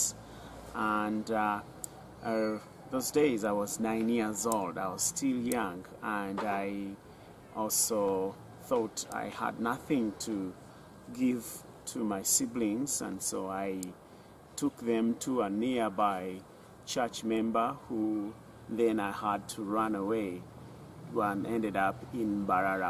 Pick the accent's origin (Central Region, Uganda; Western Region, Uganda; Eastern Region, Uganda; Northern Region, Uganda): Western Region, Uganda; Bushenyi; I was born in Bushenyi